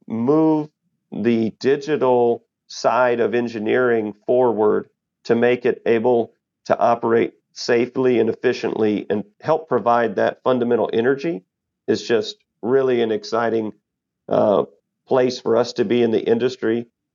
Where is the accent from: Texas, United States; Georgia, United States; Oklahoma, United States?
Texas, United States; And growing up in Texas and you know, living my 45 years here, I've never had to experience that.